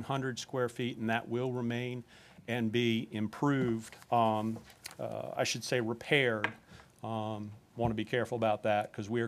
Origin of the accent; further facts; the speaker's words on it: Norfolk, Virginia, United States; I grew up on Armster Bridge Road in West Ghent, and I only mention that because I grew up playing Little League at Bluebird Park